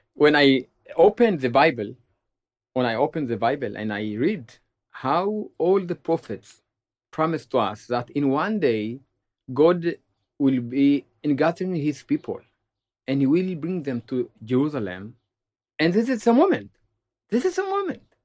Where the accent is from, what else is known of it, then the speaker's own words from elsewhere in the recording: Ethiopia; now in Israel; I was born in Ethiopia, and I remember my grandfather He used to sit with us under a shady tree in our village